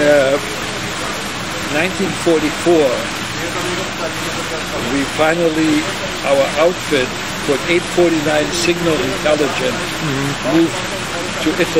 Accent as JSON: {"language": "English", "region": "Berlin", "country": "Germany", "tie": "born or raised there", "also_born_or_lived": "Havana, Cuba / New York", "second_language": "English", "moved": "yes", "lives_now": "United States", "said": "I was born in Berlin. So we spoke German"}